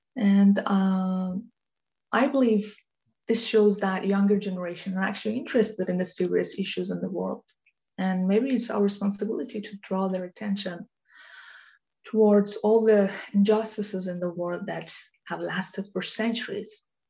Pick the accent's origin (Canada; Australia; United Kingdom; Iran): Iran; moved away as an adult; now in Denmark; I was born in Iran and um, moved to Denmark years later in 2009